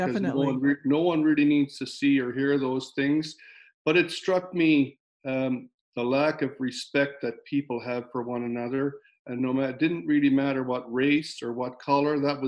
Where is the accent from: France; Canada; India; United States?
Canada; Newfoundland and Labrador; now in Kamloops, Canada; I grew up in Newfoundland and, I grew up in a fabulous home.